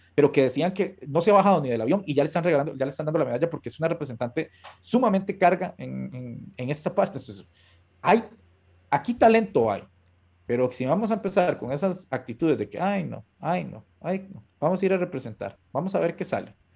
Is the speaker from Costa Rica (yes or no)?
yes; Costa Rica; yo como costarricense